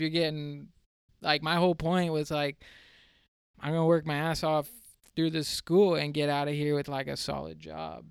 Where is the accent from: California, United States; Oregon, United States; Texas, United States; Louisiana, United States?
California, United States; San Diego; I'm from San Diego, California